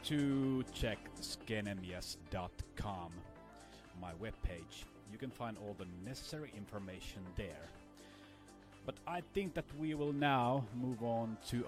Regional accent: Lahti, Päijät-Häme, Finland; college radio here in Lahti, my hometown in Finland

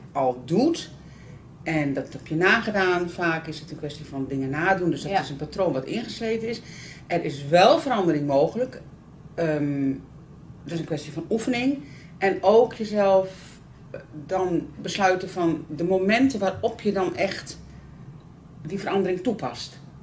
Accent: the North, northern Netherlands, Netherlands; ik kom uit Noorden.

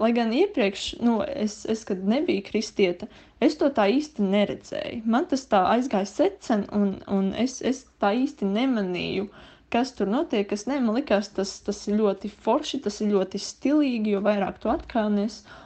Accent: Liepāja, Kurzeme, Latvia; es esmu no Liepājas.

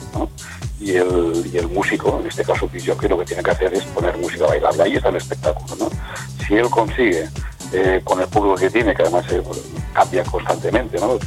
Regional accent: Aragon, Spain; es mi tierra, ¿no? Estamos en Aragón, estamos en Zaragoza

